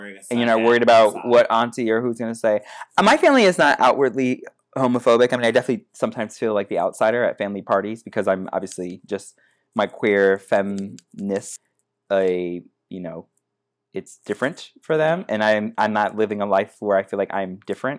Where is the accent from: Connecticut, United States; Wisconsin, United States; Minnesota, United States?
Connecticut, United States; moved away; I mean, I'm also from Connecticut, so just like going back to New England all the time for holidays has like weird connotations to it